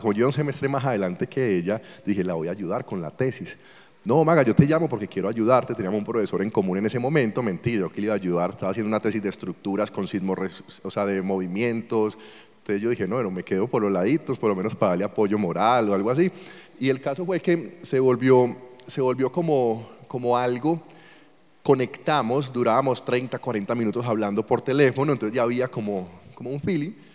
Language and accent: Spanish; Colombia; moved away; also born or lived in Venezuela; Yo soy colombiano